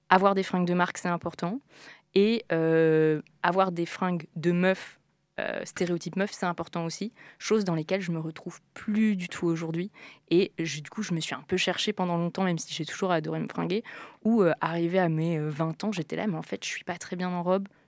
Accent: Toulon, Provence-Alpes-Côte d'Azur, France; revenir sur euh, d'où je viens, sud de la France

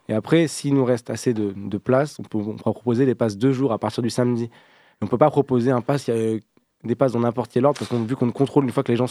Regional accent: Grenoble, Auvergne-Rhône-Alpes, France; Moi je suis grenoblois

